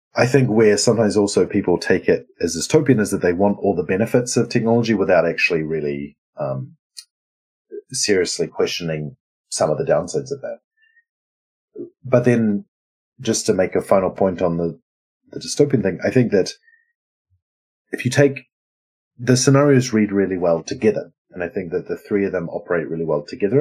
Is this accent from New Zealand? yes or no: yes; New Zealand; now in Sweden; I'm a New Zealander living in Sweden, uh, who's uh, like part Lebanese